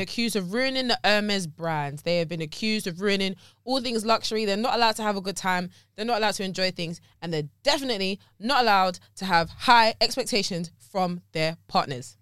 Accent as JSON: {"language": "English", "area": "Surrey", "region": "South East England", "country": "United Kingdom", "also_born_or_lived": "Teddington", "said": "I'm from Surrey"}